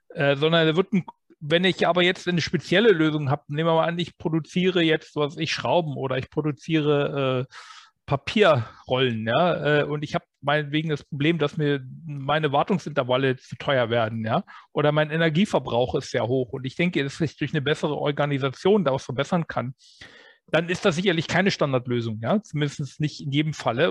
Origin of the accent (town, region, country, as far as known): Germany